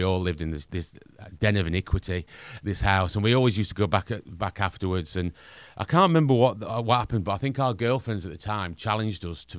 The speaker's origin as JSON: {"language": "English", "region": "Northern England", "country": "United Kingdom", "accent": "Northern", "said": "We're Northerners, as you can probably tell by my accent."}